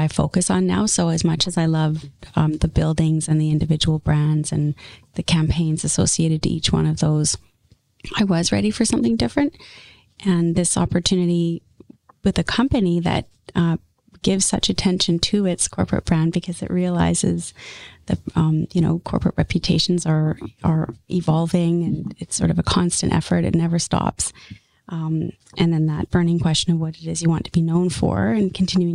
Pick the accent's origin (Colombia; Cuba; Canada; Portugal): Canada; Ladner, British Columbia; also born or lived in St. John's, Newfoundland; I grew up in Ladner